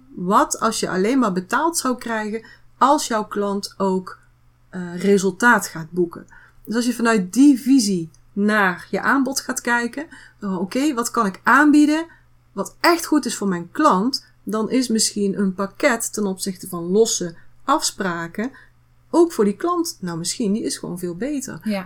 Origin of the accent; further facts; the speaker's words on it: North Brabant, Netherlands; Bij ons in Brabant zeggen we dan houdoe.